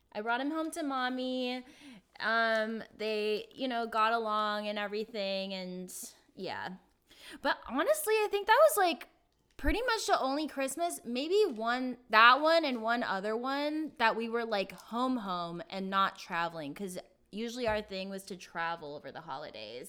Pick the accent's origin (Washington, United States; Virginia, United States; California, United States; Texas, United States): California, United States; also born or lived in New York; now in Los Angeles, United States; I grew up in California